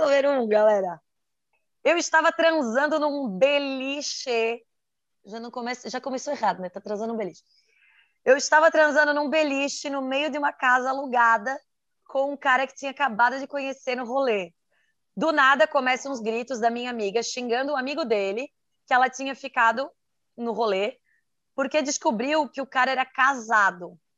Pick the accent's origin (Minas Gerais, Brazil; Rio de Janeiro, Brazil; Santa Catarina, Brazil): Santa Catarina, Brazil; sou de Santa Catarina